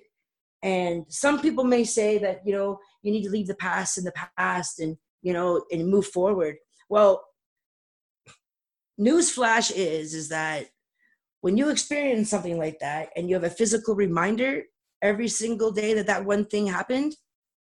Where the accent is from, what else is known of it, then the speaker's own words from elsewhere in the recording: Toronto, Ontario, Canada; moved away as an adult; now in East Coast, Canada; I was born and raised in Toronto